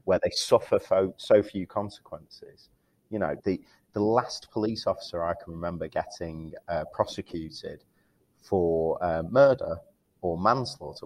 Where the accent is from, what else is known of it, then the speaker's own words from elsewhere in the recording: Manchester, North West England, United Kingdom; accent: Mancunian; my Mancunian accent